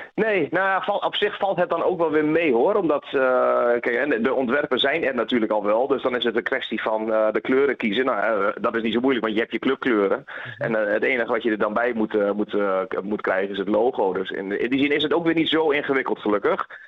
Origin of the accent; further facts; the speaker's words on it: Dalen, Drenthe, Netherlands; ik heb geboren en getogen in Dalen